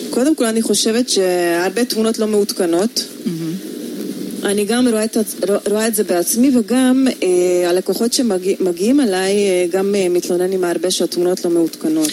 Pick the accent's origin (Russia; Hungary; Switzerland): Hungary; accent: Hungarian; Hebrew is a second language; now in Israel; מבטא הונגרי